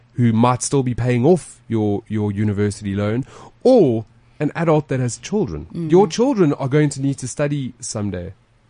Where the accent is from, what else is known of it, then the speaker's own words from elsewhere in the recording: South Africa; As a South African, everybody's opinion does matter.